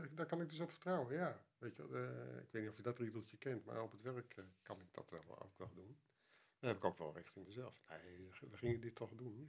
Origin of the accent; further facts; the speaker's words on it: Netherlands; als Nederlander